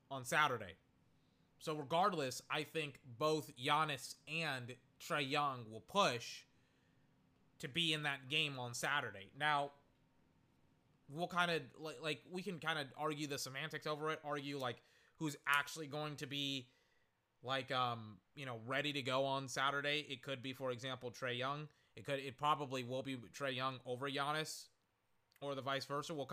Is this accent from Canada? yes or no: no; United Kingdom; I'll just sound pretentious, and essentially that's a part of being British.